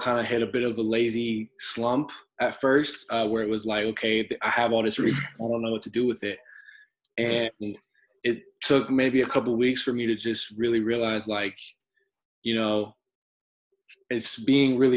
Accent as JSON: {"language": "English", "region": "Arizona", "country": "United States", "also_born_or_lived": "Lethbridge, Canada", "moved": "as an adult", "lives_now": "Canada", "said": "we're both American hoopers who have taken the unconventional or the you know the harder route to accomplish our dreams"}